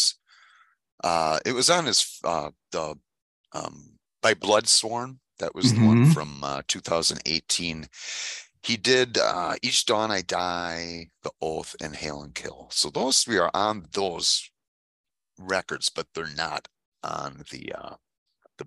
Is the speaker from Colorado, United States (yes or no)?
no; Manitowoc, Wisconsin, United States; city called Manitowoc, Wisconsin, that's where I'm from